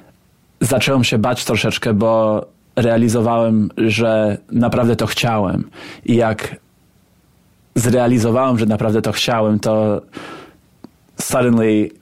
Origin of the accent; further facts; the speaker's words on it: Montreal, Quebec, Canada; first language Polish; English is a second language; also born or lived in West Virginia; now in New York, United States; I was raised in Montreal, which is a very sort of multi-ethnic, multicultural city, not unlike New York.